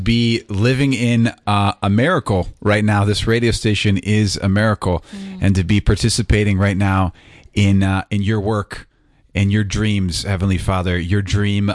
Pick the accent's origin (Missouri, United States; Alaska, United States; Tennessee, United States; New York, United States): Missouri, United States; St. Louis; now in Atlanta, United States; I'm from St. Louis, Missouri. I was born and raised there